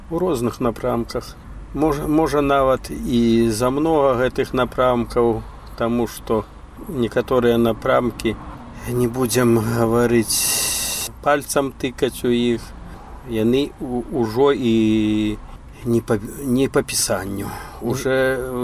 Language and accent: Belarusian; Belarus; moved away as an adult; also born or lived in United States; я беларус